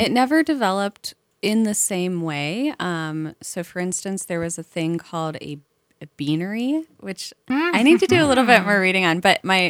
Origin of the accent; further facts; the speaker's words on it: Cincinnati, Ohio, United States; So I'm from Cincinnati.